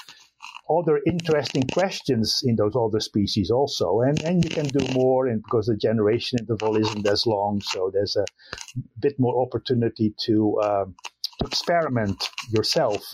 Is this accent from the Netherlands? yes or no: yes; Netherlands; English is a second language; moved away as an adult; now in Iowa, United States; I'm not originally from the U.S., I'm actually from the Netherlands. I was born in the Netherlands in one of the areas that was reclaimed from the sea, 4 meters below sea level. I grew up on a mixed dairy crop farm.